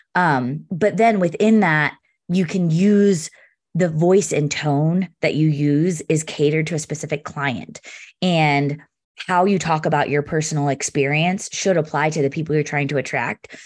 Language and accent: English; Pennsylvania, United States; now in Denver, United States; I'm from Pennsylvania originally